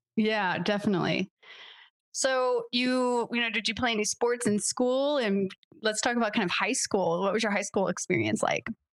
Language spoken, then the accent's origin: English; Delaware, United States; I'm from Delaware